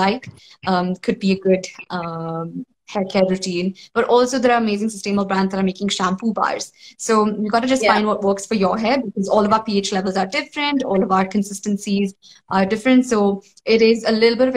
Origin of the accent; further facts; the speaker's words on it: South India, India; I'm South Indian, so, you know, stainless steel is like part of every household